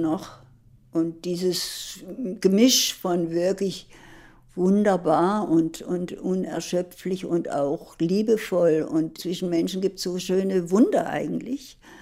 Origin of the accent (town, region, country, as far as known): Germany; also born or lived in Worpswede; now in Berlin, Germany